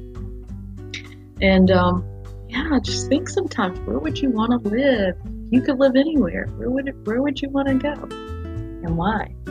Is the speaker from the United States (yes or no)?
yes; near Charleston, South Carolina, United States; not far from my hometown, where I was born at, and this is Charleston, South Carolina